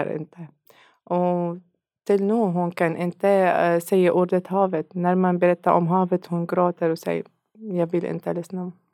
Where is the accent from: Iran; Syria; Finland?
Syria; Swedish is a second language; moved away as an adult; now in Sweden; jag kommer från Syrien